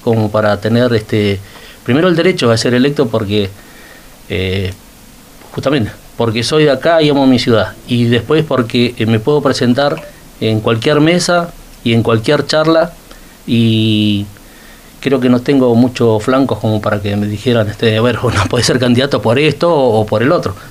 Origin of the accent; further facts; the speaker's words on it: Río Gallegos, Santa Cruz, Argentina; yo soy nacido en Río Gallegos, tengo 59 años